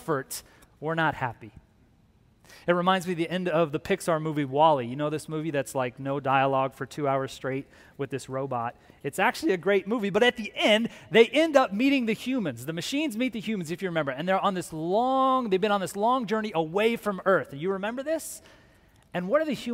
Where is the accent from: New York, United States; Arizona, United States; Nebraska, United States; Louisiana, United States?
Arizona, United States; Phoenix; also born or lived in Tucson, Arizona; I grew up here in Phoenix, got here in high school, and then I left, went to the University of Arizona